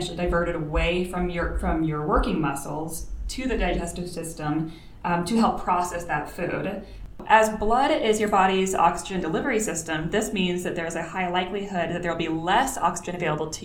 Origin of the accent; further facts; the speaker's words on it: Florida, United States; I'm from Florida. Everyone had a swimming pool.